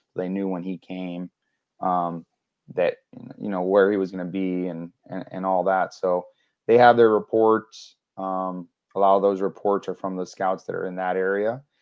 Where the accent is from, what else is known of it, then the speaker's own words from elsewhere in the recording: New York, United States; moved away; also born or lived in Florida; I grew up in New York. That's where I was born.